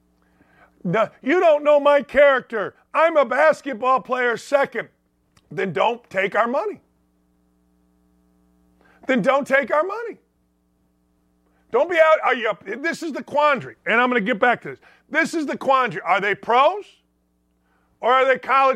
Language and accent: English; Gary, Indiana, United States; I'm from Gary